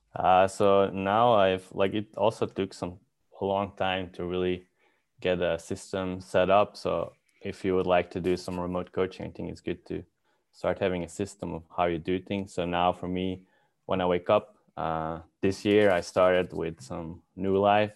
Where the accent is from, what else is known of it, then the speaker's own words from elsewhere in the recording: Belgium; moved away as an adult; now in Helsinki, Finland; I'm from Belgium